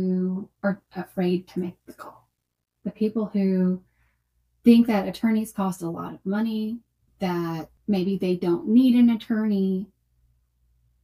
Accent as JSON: {"language": "English", "town": "Columbia", "region": "Tennessee", "country": "United States", "tie": "born or raised there", "said": "I grew up here in the town that I practice in here in Columbia, Tennessee. I was born and raised here."}